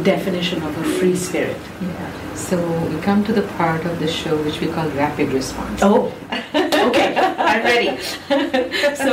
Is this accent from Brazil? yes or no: no; India; then, of course, I'm there from India.